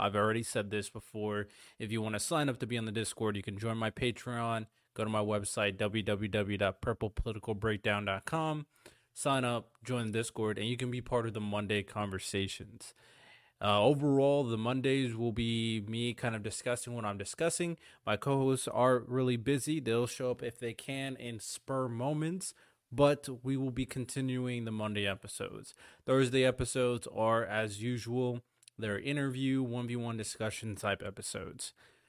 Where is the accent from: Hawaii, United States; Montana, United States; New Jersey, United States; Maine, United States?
Hawaii, United States; I grew up in Hawaii. Very interesting individual area. I grew up Samoan and Jamaican.